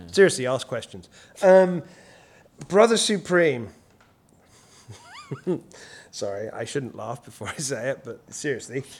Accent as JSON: {"language": "English", "region": "England", "country": "United Kingdom"}